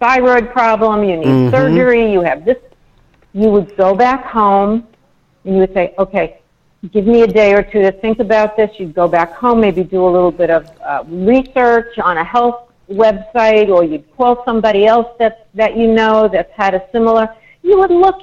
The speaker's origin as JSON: {"language": "English", "region": "New York", "country": "United States", "tie": "born or raised there", "said": "I was brought up in New York."}